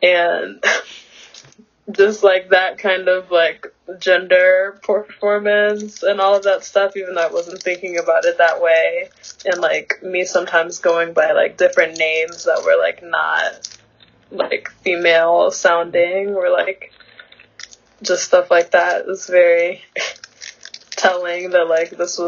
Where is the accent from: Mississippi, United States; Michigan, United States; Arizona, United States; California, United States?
Michigan, United States; Flint; born there; also born or lived in Georgia / Texas / Syracuse; now in Los Angeles, United States; I was born in Flint, Michigan, and then I moved around quite a bit. I was born in 1999, and I moved around quite a bit. I lived in Georgia for a little bit, and Texas for a little bit, and then Syracuse, and now LA.